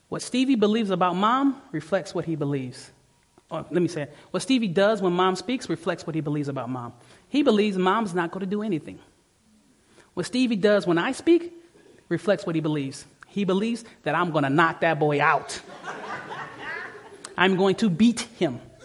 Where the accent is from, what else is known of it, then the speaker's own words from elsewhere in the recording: Detroit, Michigan, United States; I'm from the, I'm from Detroit.